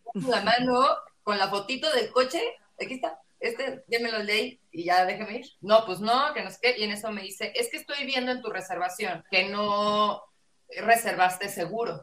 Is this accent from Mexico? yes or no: yes; Mexico City, Mexico; accent: chilango